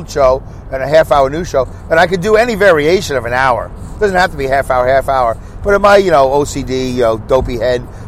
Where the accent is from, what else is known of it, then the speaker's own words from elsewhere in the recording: United States; I'm an American